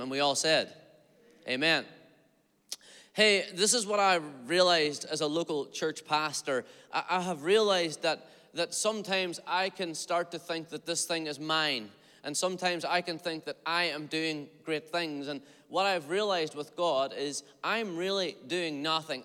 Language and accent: English; Derry, Northern Ireland, United Kingdom; I'm from Derry, Stroke, Londonderry, Northern Ireland